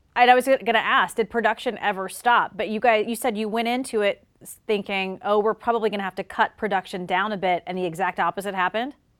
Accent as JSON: {"language": "English", "region": "South Carolina", "country": "United States", "moved": "yes", "said": "I'm from South Carolina. And so when I go home to visit"}